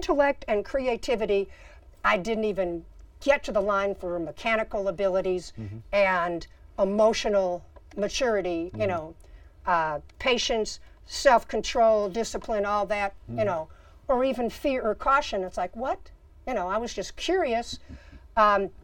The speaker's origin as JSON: {"language": "English", "town": "Chicago", "region": "Illinois", "country": "United States", "tie": "born or raised there", "said": "I grew up in Chicago."}